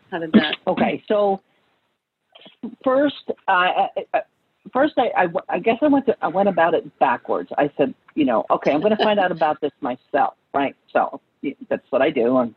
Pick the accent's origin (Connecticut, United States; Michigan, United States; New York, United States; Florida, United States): New York, United States; Well, I'm from New York. Um, I, you know, but I don't really have a heavy New York accent.